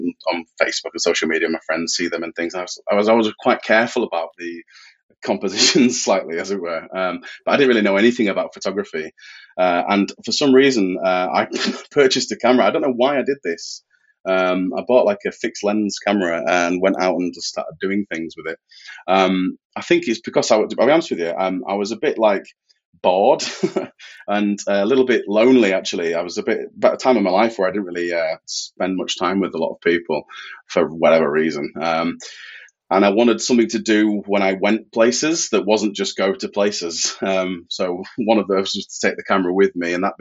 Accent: Yorkshire and the Humber, United Kingdom; I am from Yorkshire in the north of England.

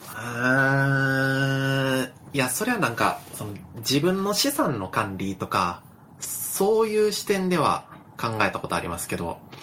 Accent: Wakayama, Japan; moved away as an adult; also born or lived in Tokyo; 僕の実家で住んでる

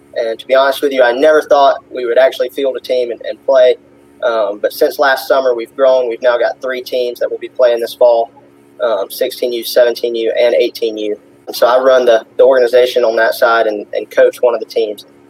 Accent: Jackson County, Georgia, United States; So, I grew up in a little town called Houston, Georgia, kind of nobody's heard of it, but it's in Jackson

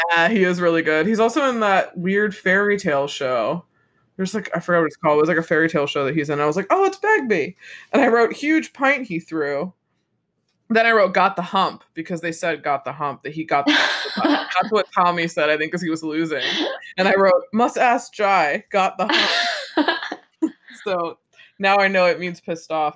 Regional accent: United States; for me as an American

